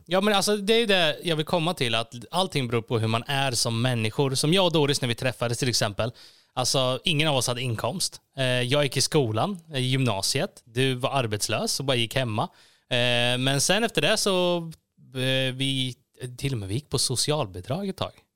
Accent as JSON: {"language": "Swedish", "town": "Gislaved", "region": "Jönköping County", "country": "Sweden", "tie": "born or raised there", "said": "jag är då född och uppvuxen i Gislaved, en liten byhåla i Småland."}